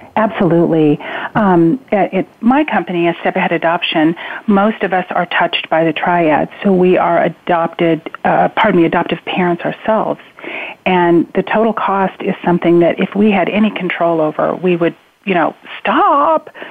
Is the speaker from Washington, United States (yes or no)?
yes; Spokane, Washington, United States; I was raised in Spokane, Washington